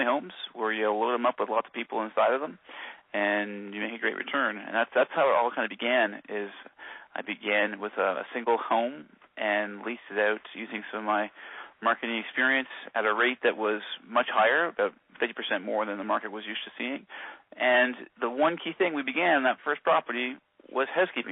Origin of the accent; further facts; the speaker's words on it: Kingston, Ontario, Canada; also born or lived in Toronto; I'm born and raised in Kingston.